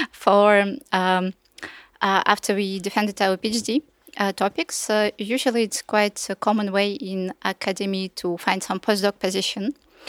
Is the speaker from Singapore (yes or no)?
no; Russia; now in France; I'm from Russia